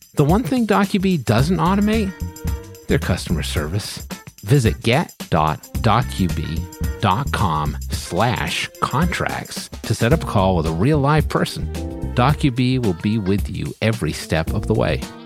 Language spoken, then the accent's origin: English; New England, United States; I'm from New England